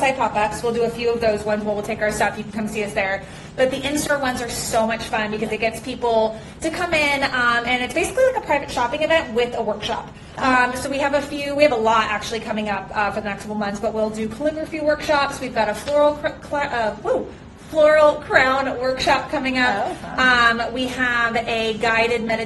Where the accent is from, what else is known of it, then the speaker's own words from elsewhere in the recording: Long Beach, California, United States; I'm from Long Beach, so I grew up in Long Beach